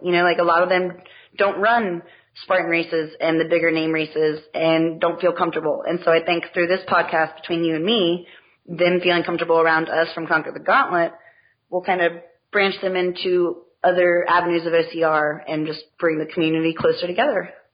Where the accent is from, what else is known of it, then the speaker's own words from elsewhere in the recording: Texas, United States; moved away; also born or lived in Ohio; I'm a Texan.